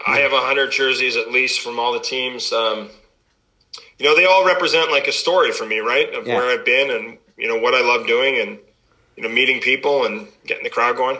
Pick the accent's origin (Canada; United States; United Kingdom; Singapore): Canada; pretty cool being a Canadian kid